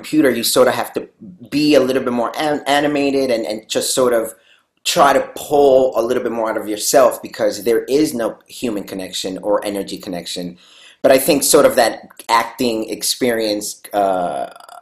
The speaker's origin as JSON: {"language": "English", "town": "New York City", "region": "New York", "country": "United States", "tie": "born or raised there", "also_born_or_lived": "Lima, Peru", "moved": "as an adult", "lives_now": "Los Angeles, United States", "said": "So I was born and raised in Lima, Peru. And then I was there till I was 7. And then I moved to New York City"}